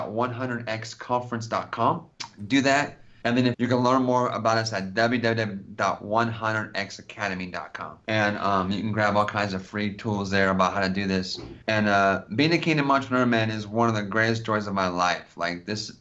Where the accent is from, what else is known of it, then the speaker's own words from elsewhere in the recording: California, United States; I'm from California